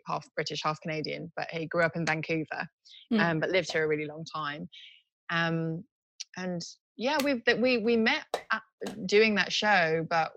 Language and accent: English; Tokyo, Japan; moved away; also born or lived in United Kingdom; But I was born in Tokyo, but I had to give up my Japanese passport when I was 18.